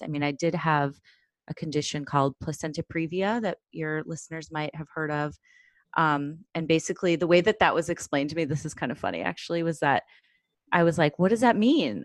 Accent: Chicago, Illinois, United States; now in Brooklyn, United States; I grew up in Chicago, I live in Brooklyn now

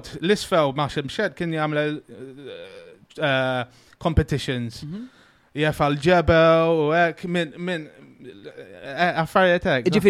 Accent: England, United Kingdom; now in Malta; jien Malti, trabbejt in Guterra, eh, mewċ 15 sena Ingilterra, mewċ skola jem sekundaria.

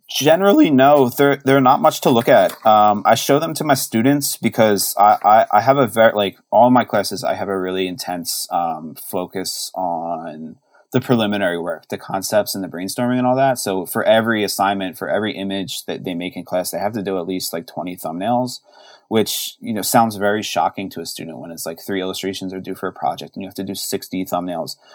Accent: Philadelphia, Pennsylvania, United States; now in Baltimore, United States; growing up in Philly

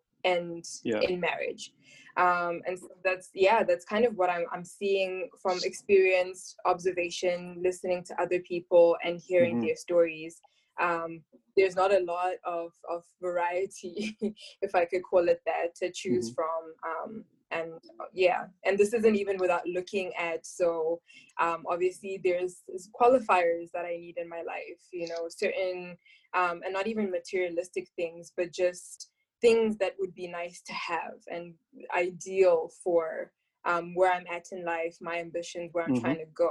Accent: Zimbabwe; I'm from Zimbabwe, and obviously I go to church there as well

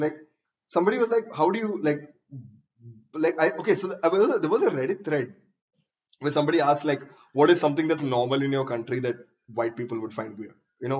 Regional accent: India; we're Indian.

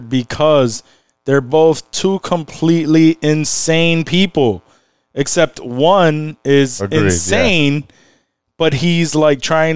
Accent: Rochester, New York, United States; we're from Rochester

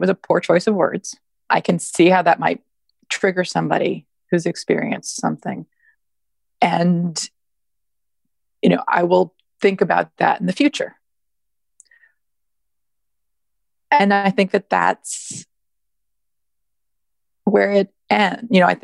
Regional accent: Canada; moved away as an adult; also born or lived in Toronto / the South (US); now in United States; I grew up in Canada and I now live in the South.

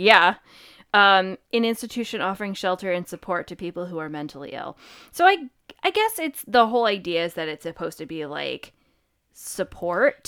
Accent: Connecticut, United States; we're from Connecticut

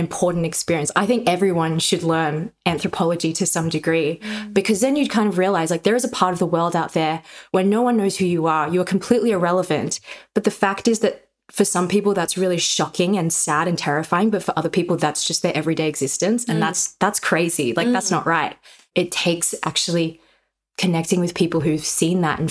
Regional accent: Australia; I'm Chinese Australian. My parents moved from China to Australia in their 20s, and I'm a second generation Chinese Australian.

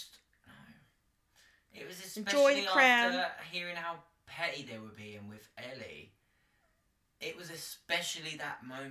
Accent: London, United Kingdom; we're both from London

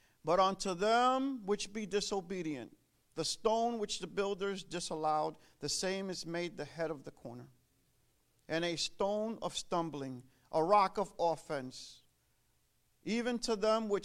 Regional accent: New York City, New York, United States; moved away as an adult; now in Connecticut, United States; I was born and raised in Brooklyn, New York

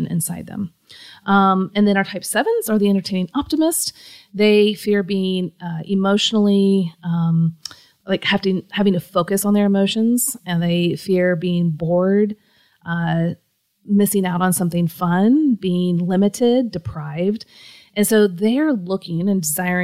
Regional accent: Kansas City, Missouri, United States; I'm from Kansas City

